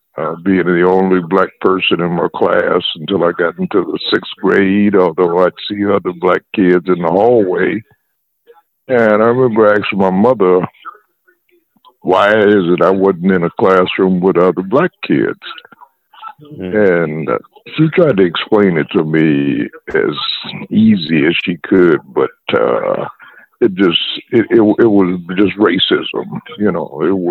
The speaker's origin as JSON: {"language": "English", "town": "South Bend", "region": "Indiana", "country": "United States", "tie": "born or raised there"}